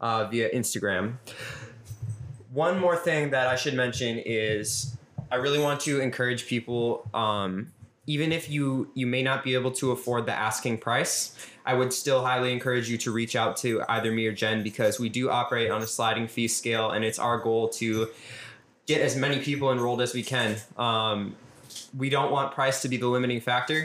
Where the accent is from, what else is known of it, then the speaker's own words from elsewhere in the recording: Minneapolis, Minnesota, United States; I was born and raised in South Minneapolis. I still live here